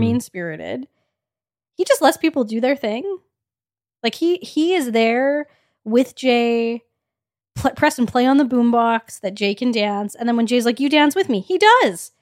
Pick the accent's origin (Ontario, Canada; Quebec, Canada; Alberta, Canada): Alberta, Canada; Edmonton; We're from Edmonton